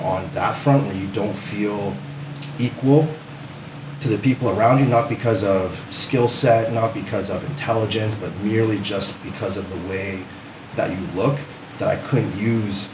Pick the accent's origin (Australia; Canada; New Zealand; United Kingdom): Canada; Windsor, Ontario; grew up on the West End of Windsor, so a lot of diversity in the area that I grew up